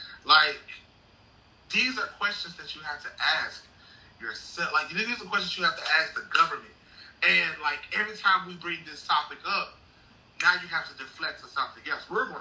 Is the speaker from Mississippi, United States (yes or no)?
yes; Clarksdale, Mississippi, United States; I said, I was born and raised here in Clarksdale. He was like, you were raised, born and raised here? I was like, yes, I was born and raised here in Clarksdale.